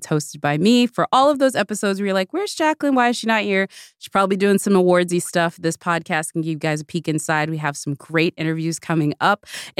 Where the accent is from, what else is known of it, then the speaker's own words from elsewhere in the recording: Corpus Christi, Texas, United States; moved away; Although it's not my hometown, it's definitely the town that I spent my formative years.